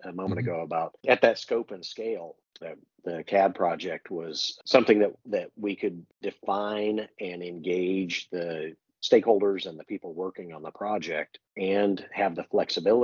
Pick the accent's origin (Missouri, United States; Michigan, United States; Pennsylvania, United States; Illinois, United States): Illinois, United States; Champaign; moved away; also born or lived in San Diego, California / Redlands, California; I grew up in Champaign, Illinois, just outside of Champaign